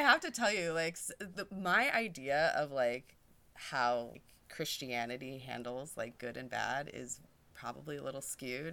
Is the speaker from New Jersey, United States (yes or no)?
no; Fresno, California, United States; I grew up in Fresno